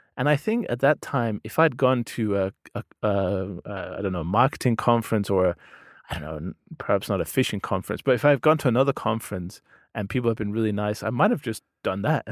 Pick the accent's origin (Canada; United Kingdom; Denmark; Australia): Denmark; first language Danish; English is a second language; I'm from Denmark